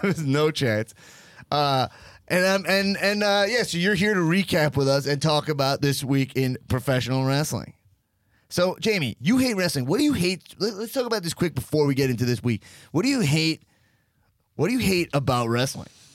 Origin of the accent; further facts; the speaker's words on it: Long Island, New York, United States; I grew up in Long Island